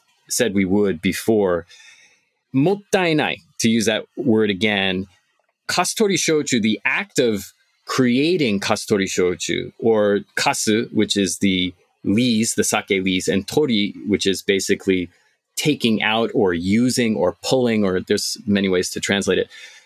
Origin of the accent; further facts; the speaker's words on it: Bristol, Vermont, United States; I'm from Vermont. I'm a Vermonster. Bristol, Vermont, we have a horse-drawn carriage picking up our recycling.